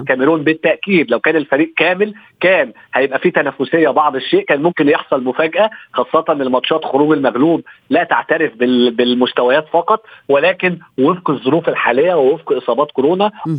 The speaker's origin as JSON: {"language": "Arabic", "country": "Egypt"}